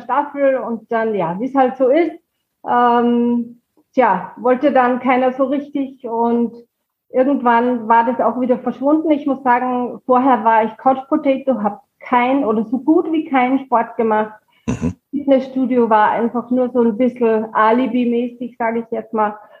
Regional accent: Pongau, Salzburg, Austria; moved away as an adult; now in Büchenbach, Germany; ich komme aus Österreich, äh, mhm. aus dem schönen Bundesland Salzburg, da aus dem Pongau

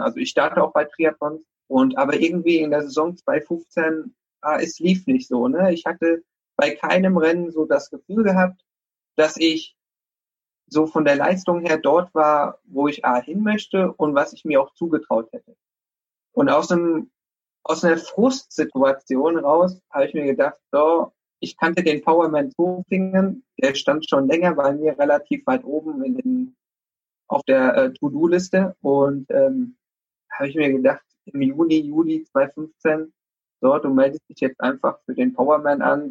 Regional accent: Rhineland-Palatinate, Germany; moved away as an adult; also born or lived in Mainz / United States; now in Dortmund, Germany; komme äh, ursprünglich aus Rheinland-Pfalz, aus einem 600-Einwohner-Dorf

